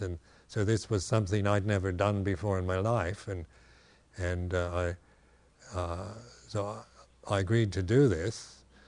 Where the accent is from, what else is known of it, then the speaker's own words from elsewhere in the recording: West Coast, United States; moved away; in America here, uh, having been born and raised on the West Coast